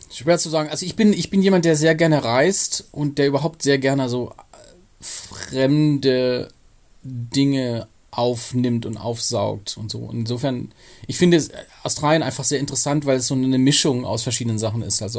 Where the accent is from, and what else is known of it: Pforzheim, Baden-Württemberg, Germany; now in Cologne, Germany